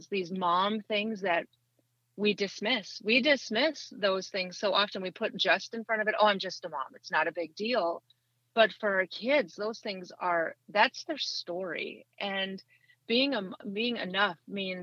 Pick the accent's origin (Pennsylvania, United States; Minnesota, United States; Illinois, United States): Minnesota, United States; moved away as an adult; now in Tennessee, United States; So I grew up in Minnesota. I lived there for 40 years.